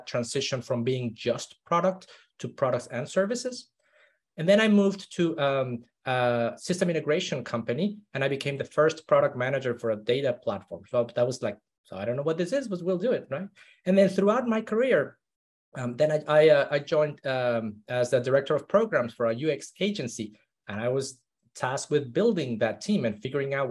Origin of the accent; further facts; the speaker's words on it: Mexico City, Mexico; I grew up in Mexico City. One of the most polluted cities in the world.